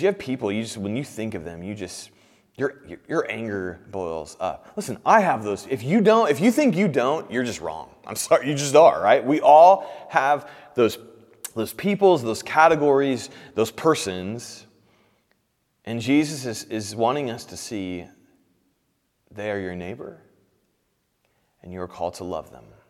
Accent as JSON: {"language": "English", "region": "Indiana", "country": "United States", "moved": "yes", "lives_now": "Kansas City, United States", "said": "I'm from Indiana"}